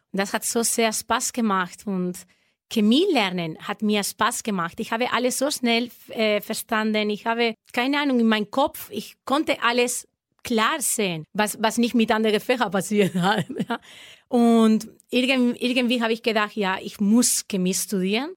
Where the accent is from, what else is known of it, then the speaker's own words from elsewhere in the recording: La Vall d'Uixó, a small town near Valencia, Valencian Community, Spain; German is a second language; now in Erlangen, Germany; ich komme aus La Vall